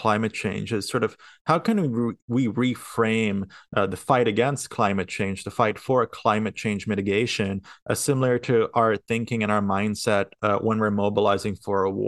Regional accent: San Diego, California, United States; I myself am a native San Diegan, grew up there all my life

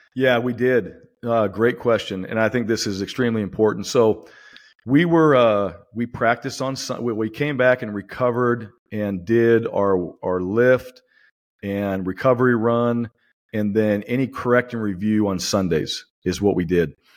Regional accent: Boise, Idaho, United States; moved away; it's my hometown

